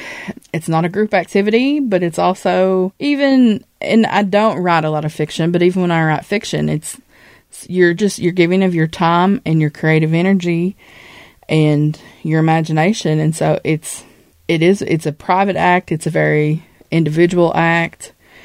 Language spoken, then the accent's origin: English; Appalachia, United States; I have had wonderful experiences as an Appalachian, and there are so many wonderful aspects of the culture and of the mountains